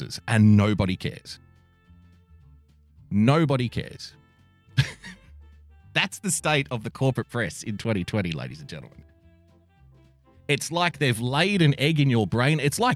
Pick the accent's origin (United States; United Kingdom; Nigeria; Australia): Australia; I'm an Australian